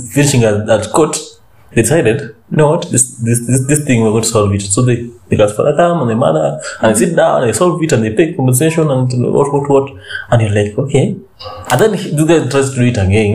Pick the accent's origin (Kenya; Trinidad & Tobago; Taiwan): Kenya; Siaya County; moved away; in my hometown. Mm-hmm. That is Siaya.